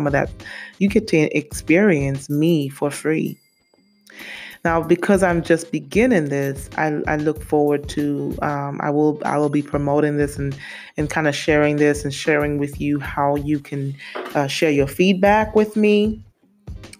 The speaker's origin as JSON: {"language": "English", "country": "St. Lucia", "moved": "yes", "lives_now": "Memphis, United States", "said": "I'm originally from St. Lucia in the West Indies. I've been in the States for a long time. I want to say since 98. Been living in Memphis since 2006."}